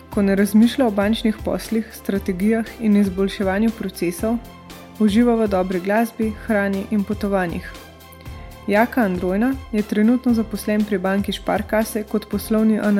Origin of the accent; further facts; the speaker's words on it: Slovenia; če se vam zdi, da smo Slovenci dovolj finančno pismeni